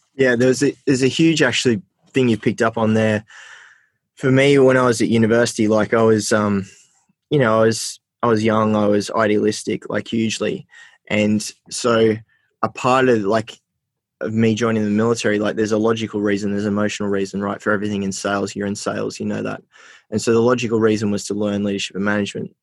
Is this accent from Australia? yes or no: yes; Armidale, New South Wales, Australia; also born or lived in Port Macquarie / Sydney; I grew up in Port Macquarie and then I grew up in Armidale.